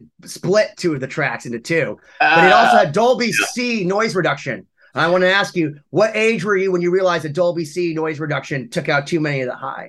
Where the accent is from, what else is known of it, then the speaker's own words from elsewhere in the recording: Boston, Massachusetts, United States; I'm from Boston.